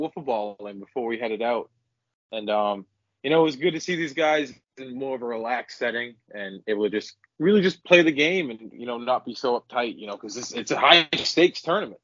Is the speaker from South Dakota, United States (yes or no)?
no; Maine, United States; also born or lived in Canada; I'm a Mainer at heart. I've been here my whole life, and, you know, this is where I've grown up